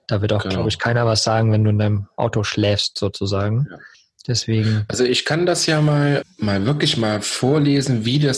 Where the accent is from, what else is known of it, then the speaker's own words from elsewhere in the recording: Eifel, Germany; bei uns in der Eifel ist das so